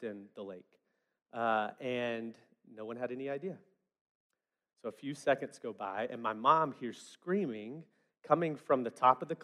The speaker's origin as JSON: {"language": "English", "town": "West Memphis", "region": "Arkansas", "country": "United States", "tie": "born or raised there", "said": "I grew up in West Memphis, Arkansas"}